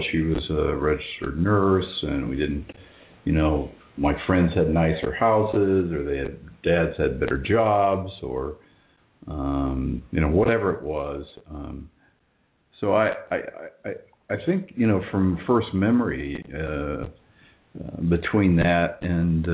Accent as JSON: {"language": "English", "region": "Indiana", "country": "United States", "tie": "born or raised there", "said": "I grew up in Indiana"}